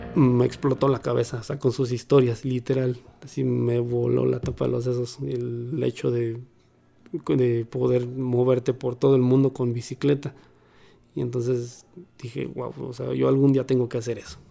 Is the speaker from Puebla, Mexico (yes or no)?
no; Mexico City, Mexico; soy originario de la Ciudad de México